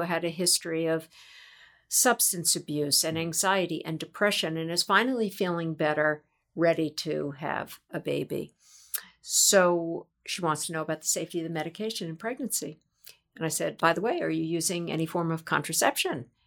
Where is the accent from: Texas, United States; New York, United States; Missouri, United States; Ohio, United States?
New York, United States; I am a native New Yorker